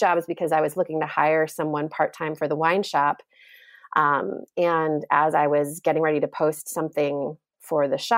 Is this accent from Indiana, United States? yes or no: yes; Indiana, United States; also born or lived in New York City, United States; now in Vermont, United States; I'm originally from Indiana